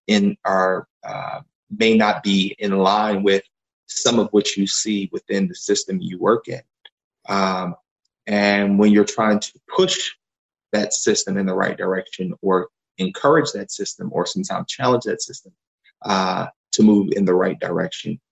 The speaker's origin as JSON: {"language": "English", "town": "Philadelphia", "region": "Pennsylvania", "country": "United States", "tie": "born or raised there", "said": "I grew up in Germantown here in Philadelphia"}